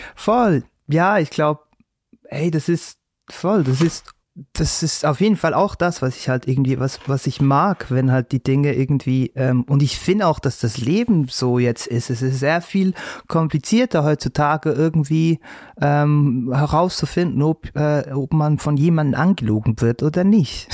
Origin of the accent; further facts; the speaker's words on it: Switzerland; accent: Swiss German; Erdbeeren zum Beispiel heißt Epperi, da wo ich herkomme, Epperi